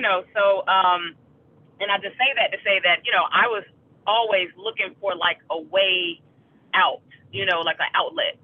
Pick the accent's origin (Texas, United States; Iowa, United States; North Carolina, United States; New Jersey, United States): North Carolina, United States; Raleigh; I'm originally from North Carolina, Raleigh, North Carolina